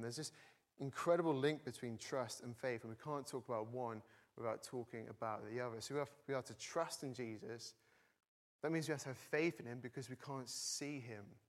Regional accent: the north of England, United Kingdom; now in Cambridge, United Kingdom; I'm not from Cambridge originally, from the north of England

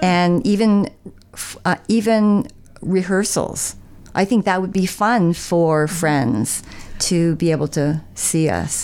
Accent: Niagara, Ontario, Canada; moved away as an adult; now in Dwight, Canada; I was from Niagara

